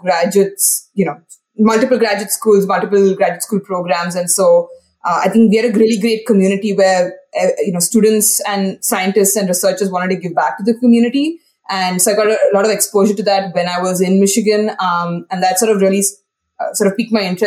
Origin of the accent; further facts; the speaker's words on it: India; moved away as an adult; now in United States; Yes, so I'm originally from India, and I grew up in India, went through school in India, did my college in India as well, and then I finally came to the US for my PhD.